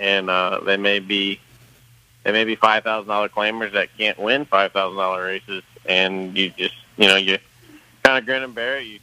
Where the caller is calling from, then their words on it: Louisville, Kentucky, United States; Uh, I'm in Louisville.